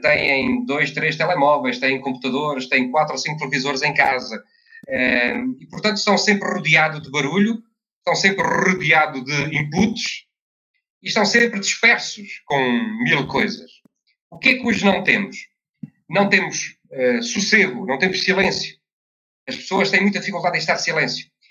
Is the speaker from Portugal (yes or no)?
yes; Covilhã, Centro, Portugal; na Covilhã, que é a minha terra